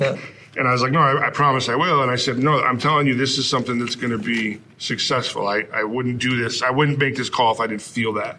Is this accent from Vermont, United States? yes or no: yes; Bristol, Vermont, United States; me growing up in Vermont